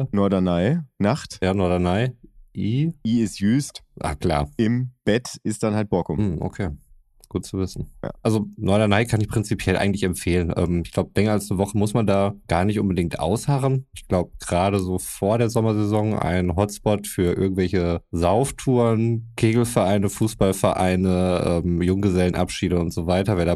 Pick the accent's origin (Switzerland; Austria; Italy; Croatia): Croatia; mein, mein Bruder war in Kroatien, meiner alten Heimat.